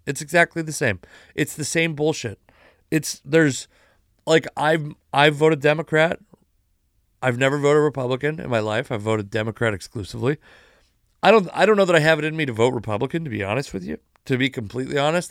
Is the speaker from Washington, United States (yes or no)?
yes; Puyallup Indian Tribe Reservation, Washington, United States; I grew up on the Puyallup Indian Tribe Reservation.